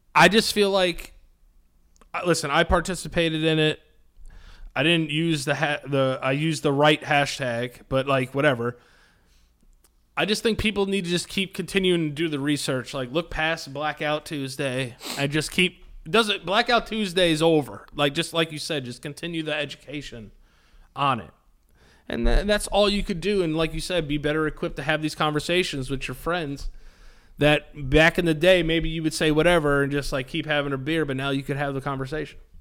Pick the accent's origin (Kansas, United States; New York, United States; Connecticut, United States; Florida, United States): New York, United States; Hastings-on-Hudson; I love my hometown. I love Hastings.